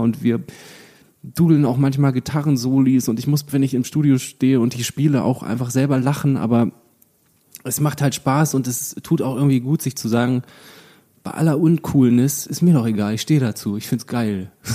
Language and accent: German; Lüchow, Lower Saxony, Germany; in Lüchow, das ist eine kleine Stadt in meiner Heimat